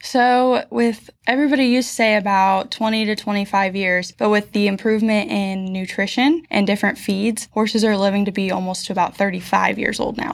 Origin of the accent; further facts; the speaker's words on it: Quincy, Illinois, United States; also born or lived in Goodwell, Oklahoma; Quincy Senior High in Quincy, Illinois, where I was born and raised all eighteen years